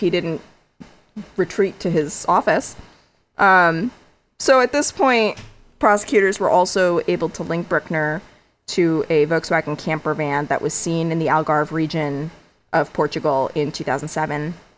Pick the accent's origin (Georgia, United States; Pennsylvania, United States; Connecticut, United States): Connecticut, United States; one town over from Annabelle; my hometown is one town over from Annabelle. I grew up twenty minutes from her.